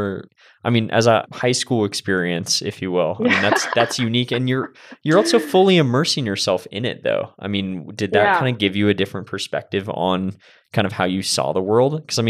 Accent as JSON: {"language": "English", "town": "Santa Cruz", "region": "California", "country": "United States", "tie": "born or raised there", "said": "growing up in Santa Cruz, California, I mean, I grew up across the street from Redwood Forest."}